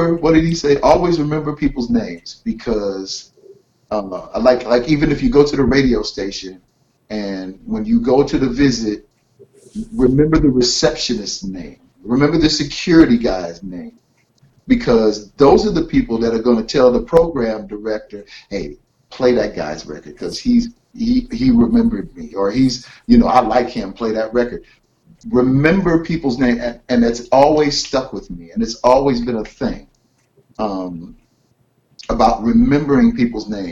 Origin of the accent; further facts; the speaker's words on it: Carson, California, United States; also born or lived in Flint, Michigan / South Central, Los Angeles; he and I grew up in Carson, California, south of L.A.